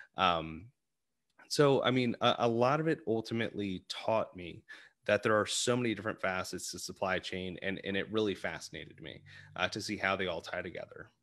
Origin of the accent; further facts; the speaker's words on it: Arlington, Virginia, United States; I'm originally from the Arlington area, um, in Virginia